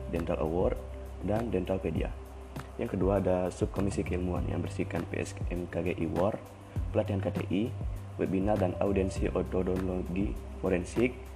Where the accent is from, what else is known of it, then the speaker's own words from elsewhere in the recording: Wanasari village, Tanah Bumbu Regency, South Kalimantan, Indonesia; Asal saya berasal dari Sleman satu Blok D, Desa Wanasari, Kecamatan Sungai Kabupaten Tanah Bumbu